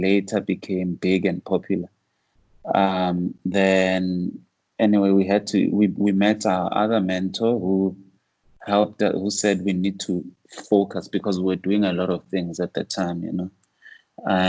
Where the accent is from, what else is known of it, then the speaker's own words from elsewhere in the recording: Soweto, Gauteng, South Africa; growing up in Soweto, a lot of the older guys like my father, uncles